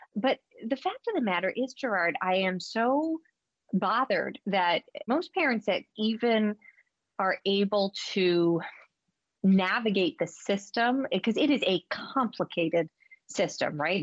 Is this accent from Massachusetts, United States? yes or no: yes; Massachusetts, United States; my home state